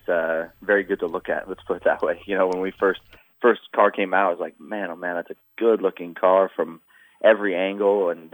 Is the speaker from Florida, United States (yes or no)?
no; Sacramento, California, United States; I started racing karts when I was 12 years old, basically here in Sacramento